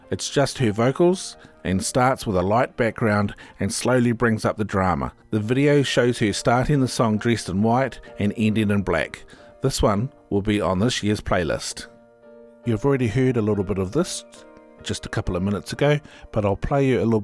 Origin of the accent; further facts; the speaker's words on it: Finland; English is a second language; Significantly different from the snowy Christmas that I am used to in my home country, Finland.